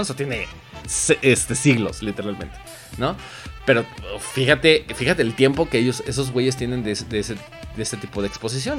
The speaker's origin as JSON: {"language": "Spanish", "country": "Mexico", "said": "nosotros como mexicanos"}